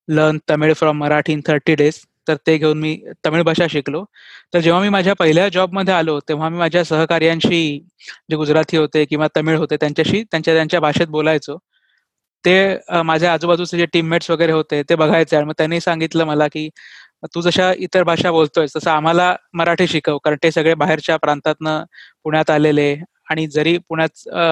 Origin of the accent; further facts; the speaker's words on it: Dombivli, Maharashtra, India; first language Marathi; moved away as an adult; now in Pune, India; मी जन्मलो वाढलो डोंबिवलीत जे मुंबईचं उपनगर आहे